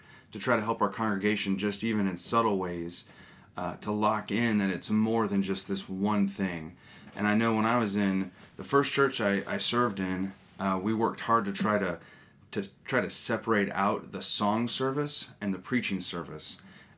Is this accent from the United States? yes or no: yes; Northern California, United States; I grew up in a Methodist and Presbyterian church, growing up in Northern California